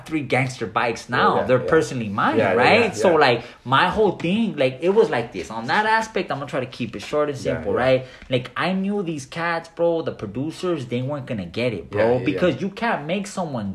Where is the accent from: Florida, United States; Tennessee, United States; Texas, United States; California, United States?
California, United States; Montebello; I'm from Montebello